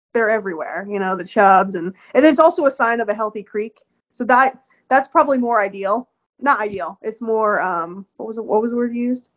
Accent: the Poconos, eastern Pennsylvania, United States; I grew up on the eastern side of Pennsylvania

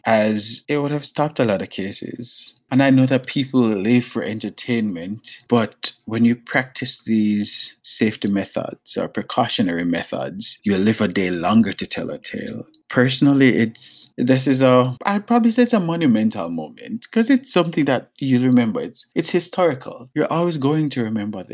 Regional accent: Jamaica; moved away; I'm Jamaican

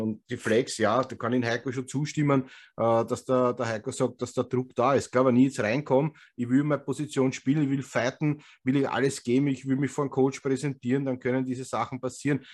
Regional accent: Vienna, Austria; accent: Wiener Schmäh; wir als Österreicher

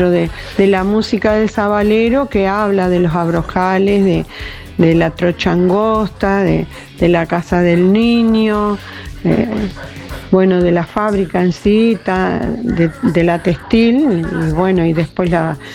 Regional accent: Juan Lacaze, Colonia, Uruguay; soy de Juan la Casa

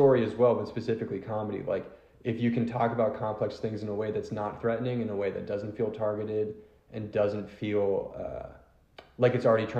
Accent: Philadelphia, Pennsylvania, United States; I'm from Philly. It's a very big sports town

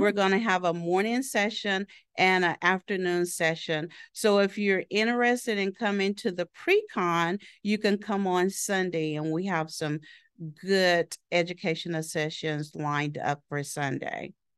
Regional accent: Southeastern Oklahoma, United States; moved away as an adult; also born or lived in Florida; I was born and raised in Oklahoma, a small town in Tallahassee, Southeastern Oklahoma

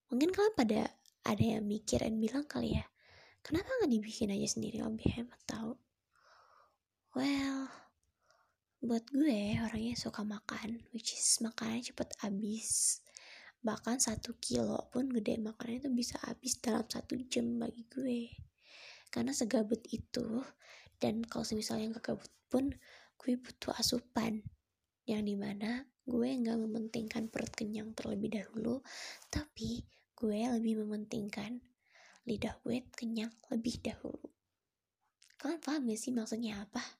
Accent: Padang, West Sumatra, Indonesia; Ya gue orang Padang

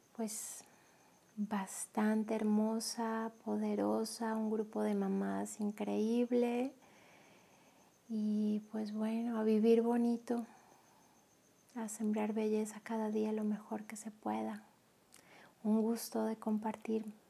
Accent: Colombia; moved away as an adult; now in Mexico; Soy colombiana. Desde el 2013 vivo en México.

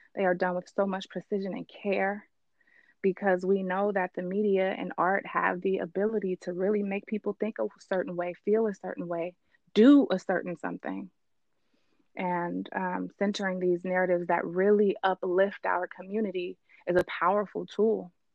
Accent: Richmond, California, United States; I grew up in Richmond

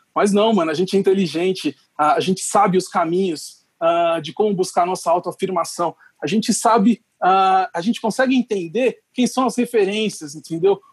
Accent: Brazil; como brasileiro

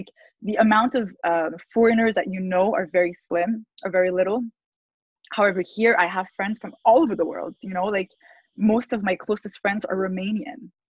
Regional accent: Montreal, Quebec, Canada; I was born and raised in Montreal, but I have three different nationalities. None of them are my origins. My parents are from different countries, my grandparents are from different countries.

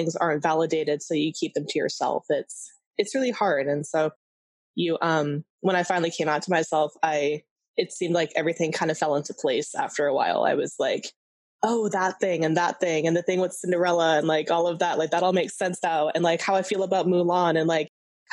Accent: California, United States; I grew up in California

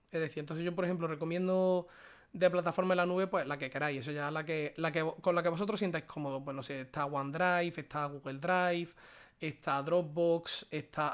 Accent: a small town in Córdoba, Andalusia, Spain; also born or lived in Málaga; lo estoy pasando en mi casa, que es un pueblecito de Córdoba. En mi pueblo

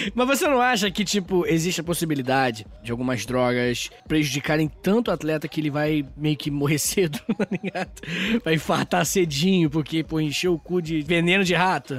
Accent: Brazil; a gente é brasileiro

